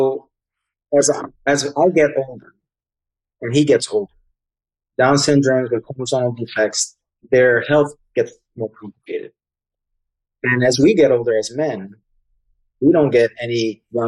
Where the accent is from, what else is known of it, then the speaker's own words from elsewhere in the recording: New York City, New York, United States; I'm from New York City, so city kid